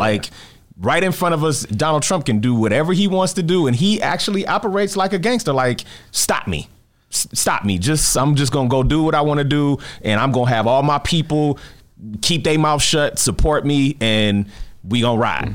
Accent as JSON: {"language": "English", "town": "Detroit", "region": "Michigan", "country": "United States", "tie": "born or raised there", "said": "I grew up in Detroit"}